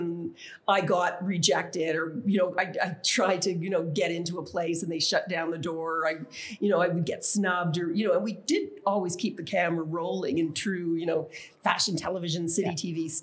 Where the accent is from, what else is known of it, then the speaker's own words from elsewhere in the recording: Canada; my identity as a Canadian. I mean, people didn't even realize that we were from Canada